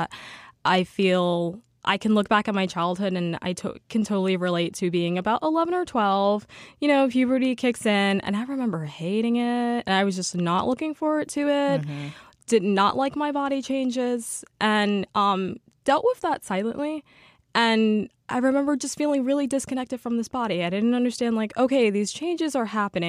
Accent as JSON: {"language": "English", "town": "New York City", "region": "New York", "country": "United States", "said": "I'm from East Harlem here in New York City"}